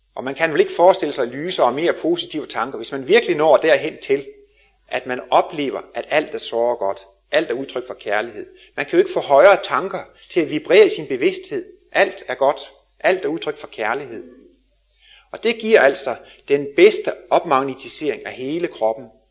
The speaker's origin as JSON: {"language": "Danish", "country": "Denmark", "said": "som vi er danskere"}